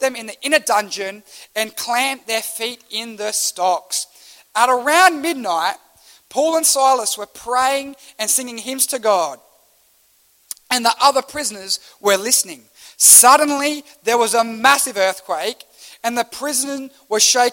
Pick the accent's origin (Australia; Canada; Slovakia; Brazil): Australia; as an Australian